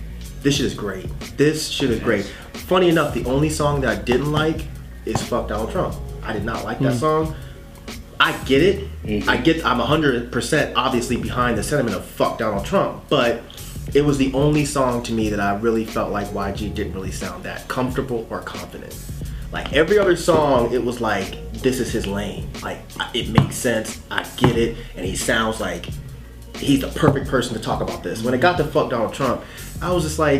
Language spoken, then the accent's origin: English; Sacramento, California, United States; I'm from Sacramento.